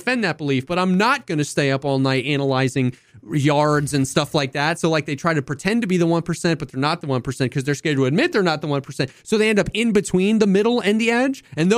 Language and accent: English; Cincinnati, Ohio, United States; I like the Cincinnati Bengals. Because I grew up in Cincinnati.